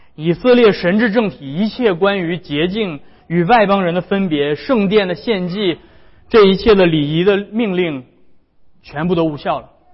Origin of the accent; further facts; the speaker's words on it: China; 我们中国人也非常讲究这个家族， 非常讲究家人的和睦